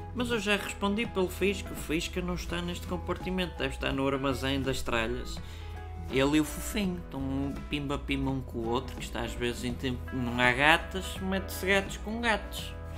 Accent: Portugal

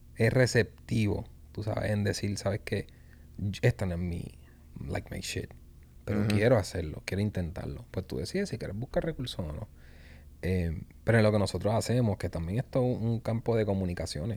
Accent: Puerto Rico; como puertorriqueños, los puertorriqueños

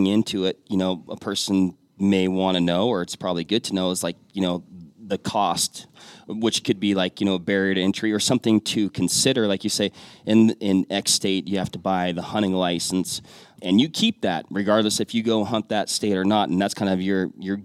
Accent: Washington, United States; my home state of Washington

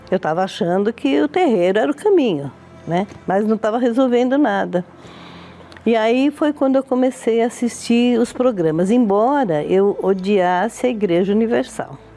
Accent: Brazil; also born or lived in Italy; todos me conhecem por Dona …. Eu tenho 72 anos. Eu sou italiana, mas eu vim da Itália com seis meses

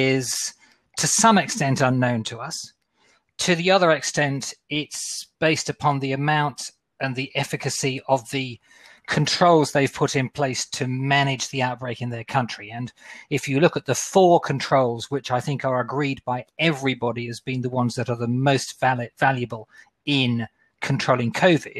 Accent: Australia; moved away; I'm an Aussie. At some stage, I want to get back home for Christmas, I'm hoping. But at the moment, if I go back home to Australia

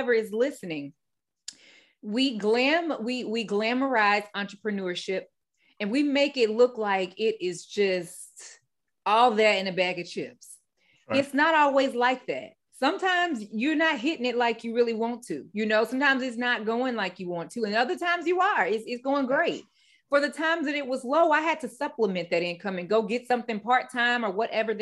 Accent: Midwest, United States; moved away as an adult; now in Raleigh, United States; I'm from the Midwest. I relocated out here to the East Coast 3 years ago

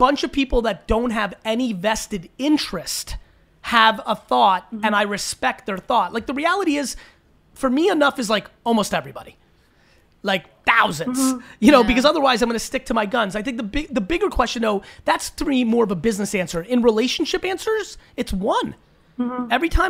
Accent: United States; born there; I was born in America, where I didn't have to deal with that.

